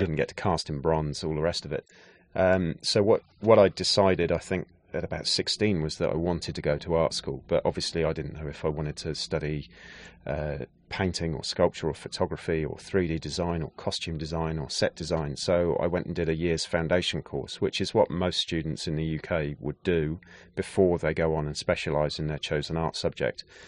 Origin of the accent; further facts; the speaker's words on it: Gloucestershire, South West England, United Kingdom; moved away as an adult; also born or lived in London; growing up in Gloucestershire in the West Country of England